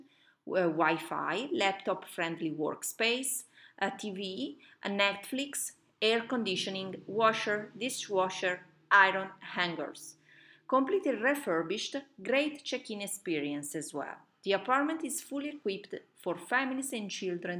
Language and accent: English; Arona, Piedmont, Italy; in the heart of Arona, a beautiful city, my native city, the city where I was born in Italy, on the Lake Maggiore